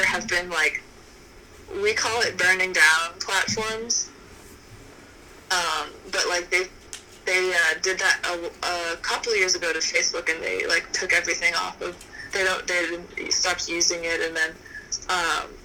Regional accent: Boston, Massachusetts, United States; moved away; I grew up in New England, like, in Boston

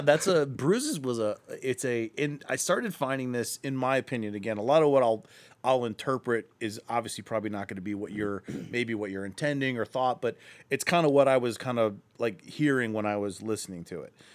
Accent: Akron, Ohio, United States; I'm from Akron, too

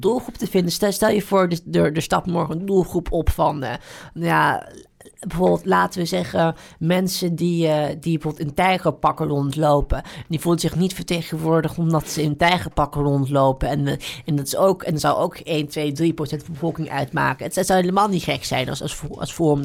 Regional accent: Netherlands; als Nederlanders

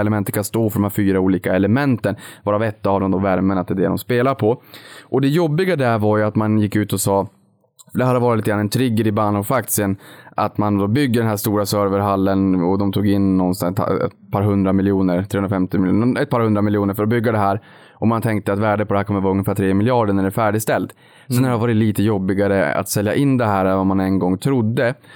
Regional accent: Boden, Norrbotten County, Sweden; jag kommer från Boden

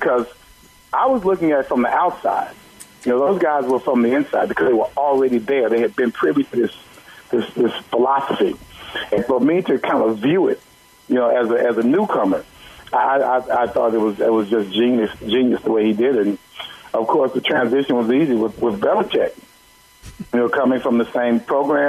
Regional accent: Dallas, Texas, United States; being a black kid, you know, growing up in Dallas

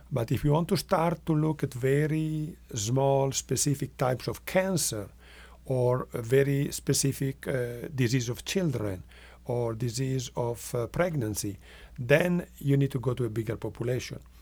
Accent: northwest Italy, Italy; English is a second language; now in Rochester, Minnesota, United States; I am from Italy and, uh, from the northwest. That's the part of the country that is near to France and Switzerland.

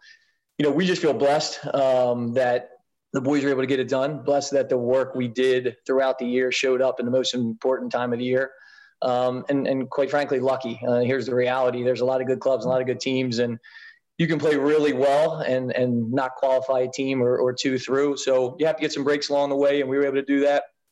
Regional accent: Baltimore, Maryland, United States; I grew up in the Baltimore area, played all my club soccer there.

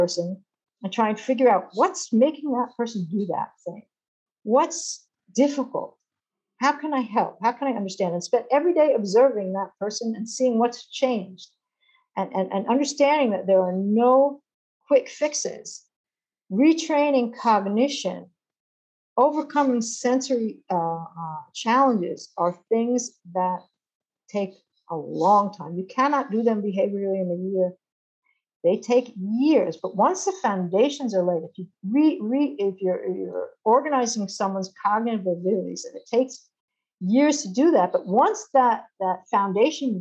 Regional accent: Long Island, New York, United States; moved away as an adult; also born or lived in Massachusetts; now in Israel; I grew up in Long Island, and I went to study in Massachusetts

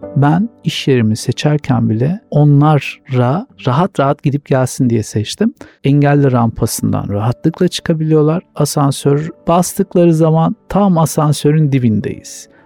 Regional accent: Sakarya, Turkey; 1979 doğumlu Sakaryalıyım.

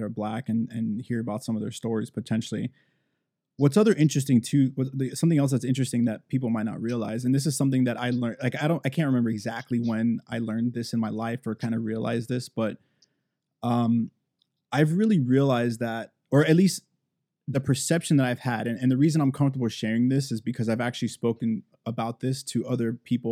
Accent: Miami, Florida, United States; growing up in Miami

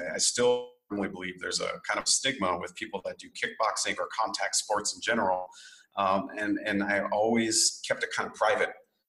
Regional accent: Japan; I grew up in Japan on a military airbase. I'm half Japanese and I grew up in that sort of samurai bushido culture.

